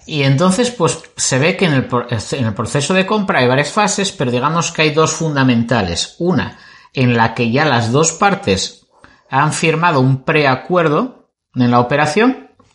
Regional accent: Spain; somos de España.

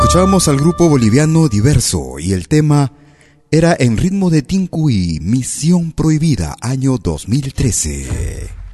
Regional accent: Peru; nuestro país, al Perú

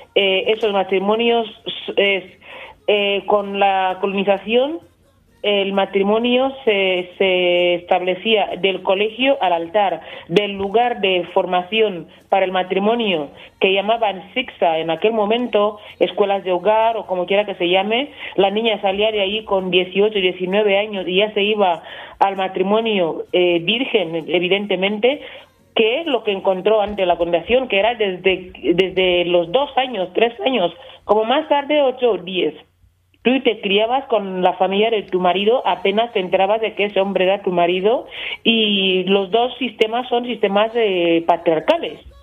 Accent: Equatorial Guinea

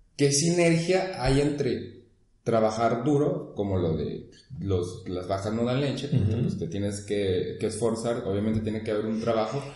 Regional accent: Guadalajara, Jalisco, Mexico; la gente que somos de Guadalajara

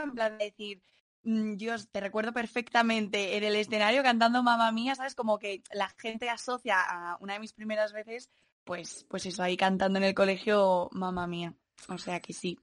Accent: Madrid, Community of Madrid, Spain; soy de aquí de Madrid y tengo 21 años

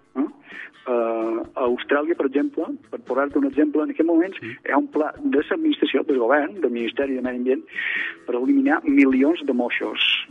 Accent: Mallorca, Balearic Islands, Spain; com a mallorquí

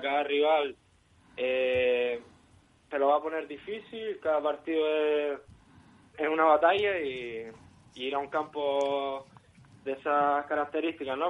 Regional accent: upper part of Schamann, probably Las Palmas de Gran Canaria, Canary Islands, Spain; yo soy de, de la zona alta de Yamán

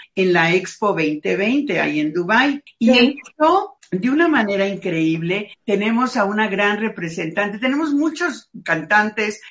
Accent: Mexico; lo que somos los mexicanos

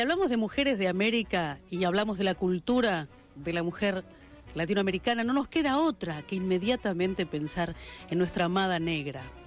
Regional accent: Argentina; nuestra vida como mujeres argentinas

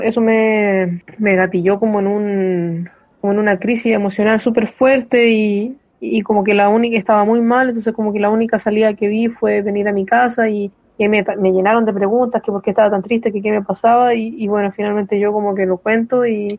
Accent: San Fernando, O'Higgins, Chile; yo igual soy de San Fernando, eh, entonces mi infancia fue acá

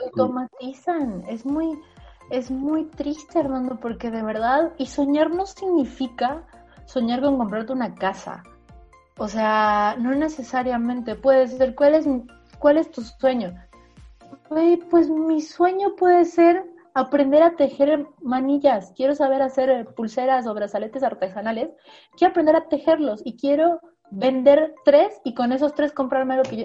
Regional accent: Bolivia; now in Mexico; Soy una boliviana que publico en México

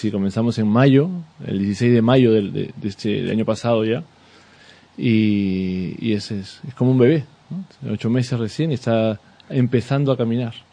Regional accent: Peru; now in Seville, Spain; yo no soy de aquí, yo soy, soy peruano, cuando vine a, vivir aquí a, Sevilla

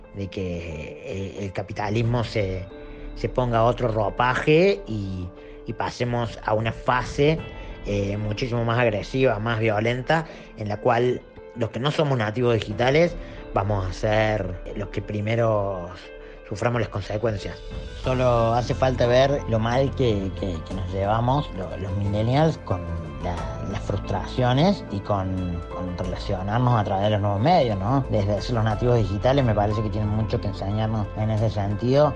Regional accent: Córdoba, Argentina; soy artista y de Córdoba

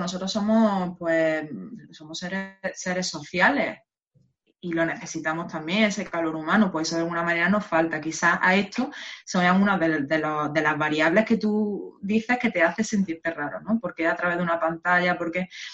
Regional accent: Spain; somos los españoles

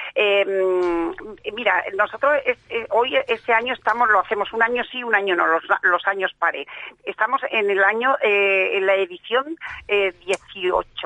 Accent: Seville, Andalusia, Spain; now in Catalonia, Spain; cuando llego a mi tierra, yo soy de Sevilla

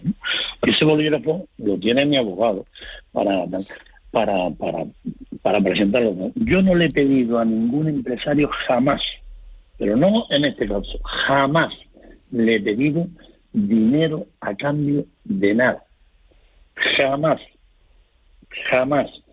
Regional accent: Fuerteventura, Canary Islands, Spain; Yo soy majorero mm, de nacimiento, de pura cepa. Vivo en la isla de Puerto Ventura

